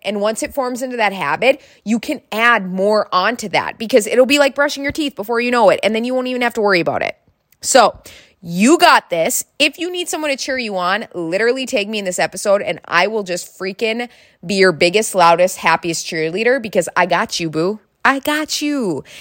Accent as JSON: {"language": "English", "region": "North Dakota", "country": "United States", "said": "I am from North Dakota."}